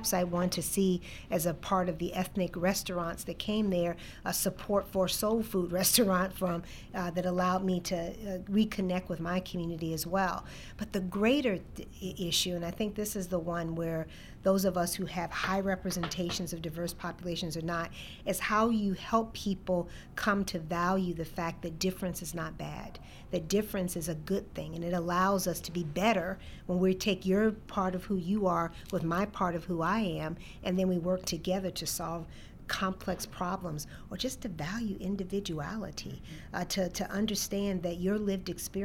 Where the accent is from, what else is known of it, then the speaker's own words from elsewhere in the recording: Chicago, Illinois, United States; moved away as an adult; also born or lived in Ames, Iowa; I grew up in Chicago, born and raised on the South Side